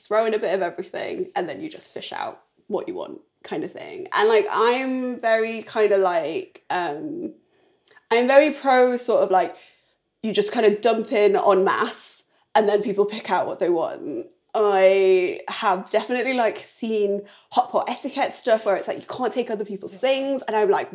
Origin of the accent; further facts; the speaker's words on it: Newcastle upon Tyne, North East England, United Kingdom; also born or lived in Chongqing, China; now in London, United Kingdom; when I was like young in Newcastle with my family